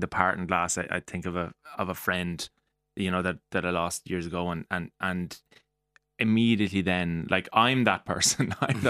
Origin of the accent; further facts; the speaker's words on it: Mullingar, Leinster, Ireland; So, being from Mullingar